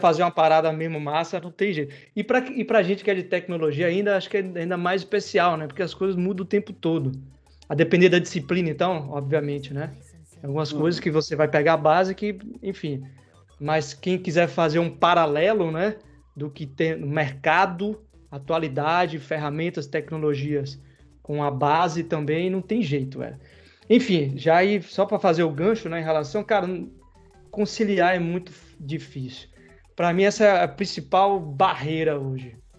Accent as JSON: {"language": "Portuguese", "region": "interior of Bahia", "country": "Brazil", "said": "Eu sou do interior da Bahia, não sou de Salvador capital como rasta, mas enfim, sou baiano por natureza"}